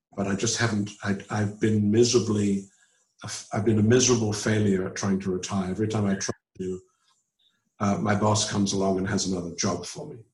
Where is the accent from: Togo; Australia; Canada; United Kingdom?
United Kingdom; England; moved away as an adult; also born or lived in London / Auburn, Alabama; now in United States; I was from England